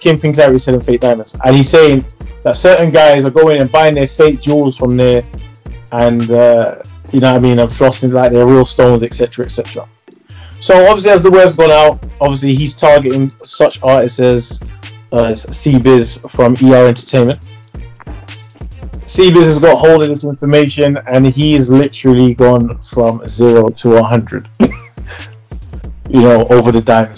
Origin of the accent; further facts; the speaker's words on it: London, United Kingdom; I came from Church Road, Northwest London, North 10. I grew up in that same era with Zeno and everyone else.